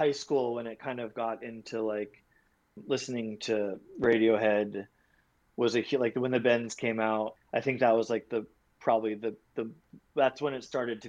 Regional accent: Long Island, New York, United States; I was from Long Island

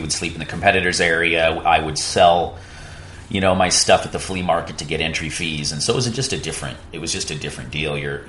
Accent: Puerto Rico; You know, I grew up in Right Points.

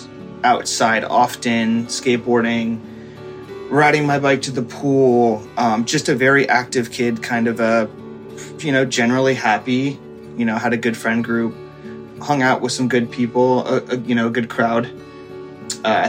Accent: Reading, Pennsylvania, United States; also born or lived in Philadelphia, Pennsylvania; I'm from the Philadelphia area, currently living in Reading, Pennsylvania, which is the town I was born

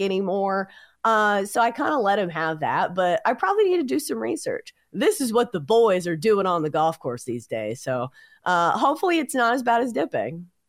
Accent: Tennessee, United States; growing up in Tennessee

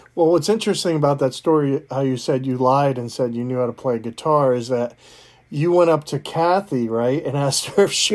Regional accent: East Coast, United States; I grew up on the East Coast

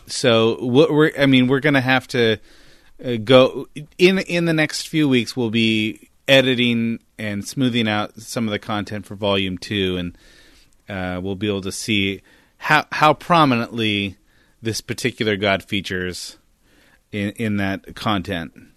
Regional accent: Northern California, United States; I grew up in Northern California

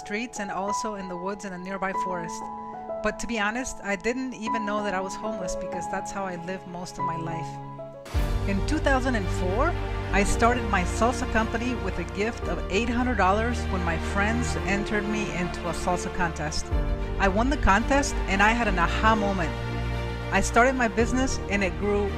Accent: Mexico; moved away; I am from Mexico, and this was life in an orphanage

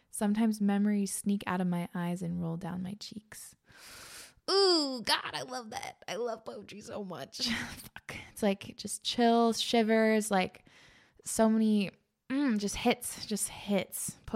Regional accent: East Coast, United States; I grew up on the East Coast.

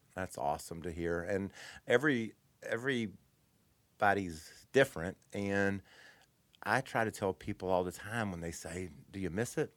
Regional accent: Kentucky, United States; I'm from Kentucky. I struggle with, uh, some of my dialect

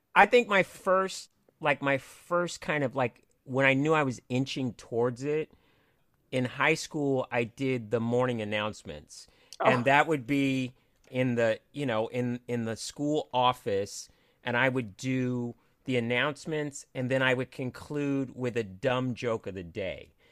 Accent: Cupertino, California, United States; also born or lived in Los Angeles, California; i was born in los angeles okay. but i grew up in northern california

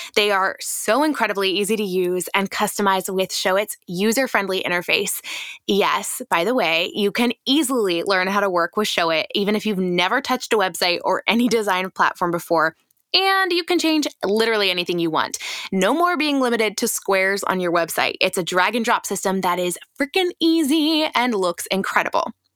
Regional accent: Ohio, United States; moved away as an adult; also born or lived in Northern California; now in Southern California, United States; I was from Ohio

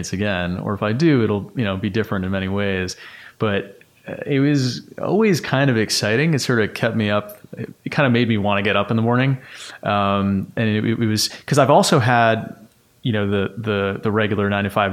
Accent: New York City, New York, United States; I grew up in Bayside, Queens

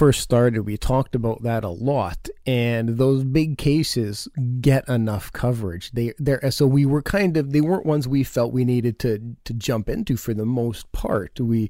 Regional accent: Canada; accent: Canadian; My Canadian accent.

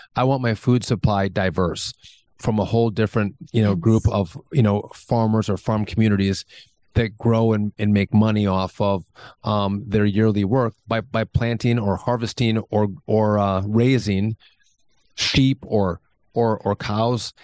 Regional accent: Wisconsin, United States; I'm from Wisconsin

